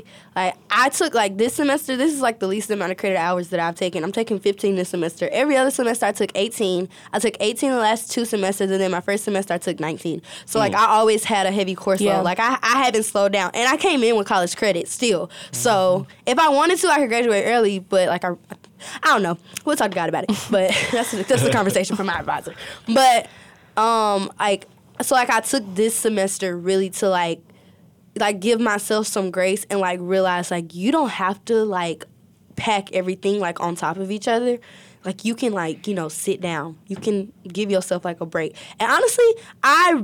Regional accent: the South, United States; I grew up in the South

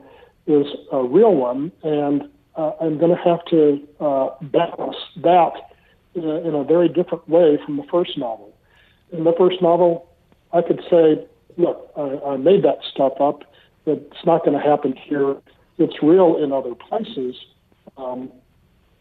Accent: Midwest, United States; also born or lived in Miami, Florida / Rappahannock County, Virginia; now in Virginia, United States; Ann and I grew up in the Midwest

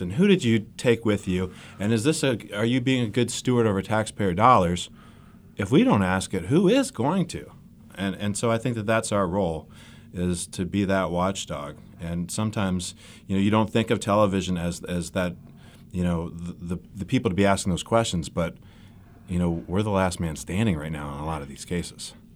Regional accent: Cleveland, Ohio, United States; moved away as an adult; also born or lived in Kalamazoo, Michigan / Charlotte; That's my hometown in Cleveland

